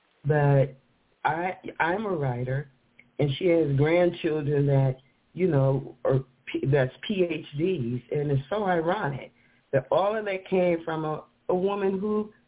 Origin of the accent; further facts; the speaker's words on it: the South, United States; born there; And, you know, she lived in the South, and I was born in the South, but I found out that she actually delivered me and my brother and sister